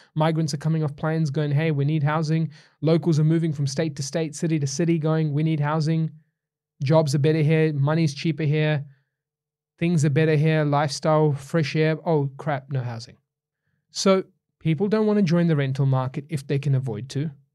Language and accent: English; New Zealand; Growing up in New Zealand